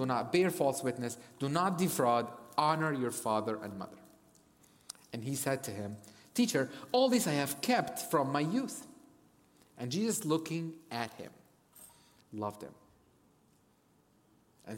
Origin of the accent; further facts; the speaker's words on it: Cairo, Cairo Governorate, Egypt; also born or lived in United States; now in North Africa; I grew up in Cairo, Egypt